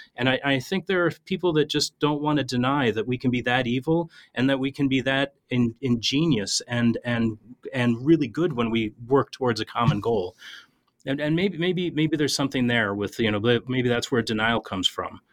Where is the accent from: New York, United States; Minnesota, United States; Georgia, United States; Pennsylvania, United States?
Minnesota, United States; I'm an Irish Catholic kid that grew up in a river town in Minnesota